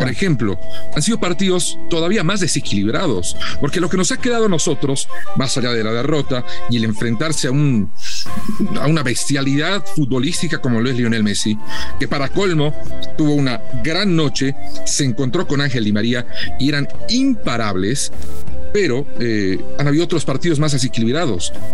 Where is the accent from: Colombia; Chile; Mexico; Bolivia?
Bolivia